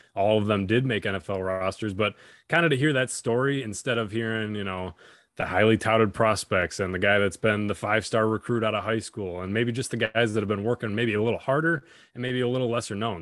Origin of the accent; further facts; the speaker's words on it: Buffalo, New York, United States; my hometown Buffalo